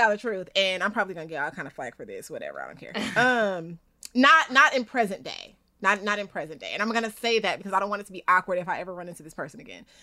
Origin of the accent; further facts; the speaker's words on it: Inglewood, California, United States; we're both from Inglewood.